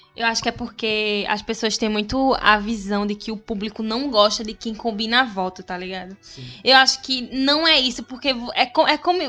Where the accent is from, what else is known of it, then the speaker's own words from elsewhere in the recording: Recife, Pernambuco, Brazil; accent: Pernambuco; quando tem um pernambucano, o recifense eu me sinto muito mais representada, porque é de onde eu venho, é quem eu sou, ver nosso sotaquezinho.